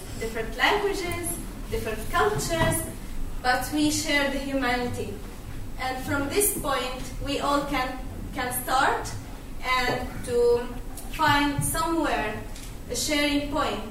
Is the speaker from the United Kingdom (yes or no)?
no; Gaza Strip, Palestine; moved away as an adult; now in Sweden; I'm originally from Palestine, Gaza Strip. I'm here in Sweden 2 years ago.